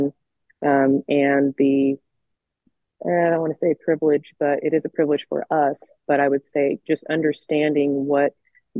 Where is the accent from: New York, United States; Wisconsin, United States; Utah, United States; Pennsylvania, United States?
Utah, United States; Layton; I'm a lifelong, Utah resident, born and raised here